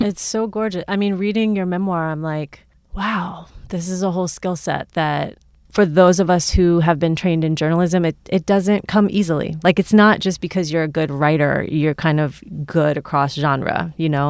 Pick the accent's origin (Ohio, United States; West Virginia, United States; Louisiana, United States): Ohio, United States; Cincinnati; someone who's from here but has also lived a lot of different places